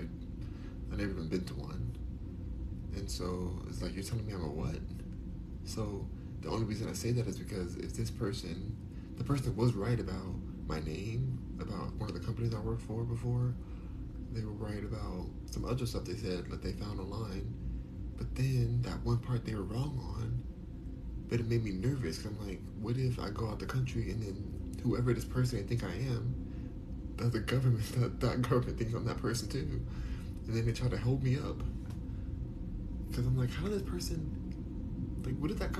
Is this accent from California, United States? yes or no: yes; Los Angeles, California, United States; also born or lived in New York; I'm born and raised in Los Angeles